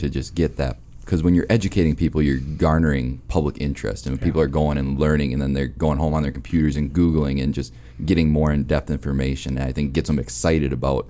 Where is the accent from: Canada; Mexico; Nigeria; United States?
United States; Minnesota; moved away; also born or lived in Winona, Minnesota / Becker, Minnesota; I'm from Minnesota originally